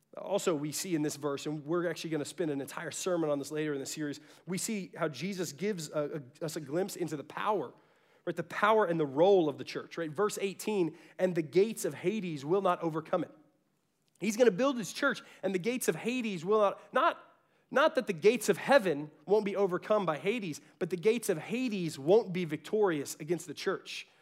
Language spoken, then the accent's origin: English; Garland, Texas, United States; I was from South Garland. That was the real Garland.